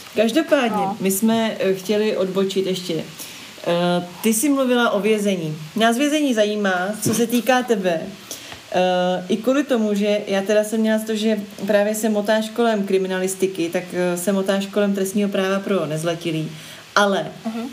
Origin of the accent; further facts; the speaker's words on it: Prague, Czechia; když jsem byla malá, tak v Holešovicích